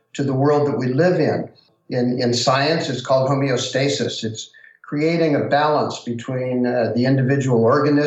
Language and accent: English; Central California, United States; I grew up in California, in Central California